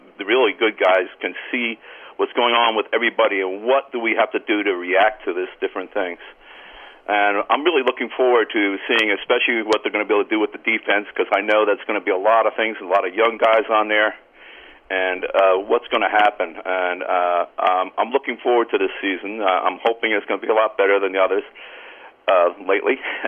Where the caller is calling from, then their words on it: Cranford, New Jersey, United States; Cranford, New Jersey.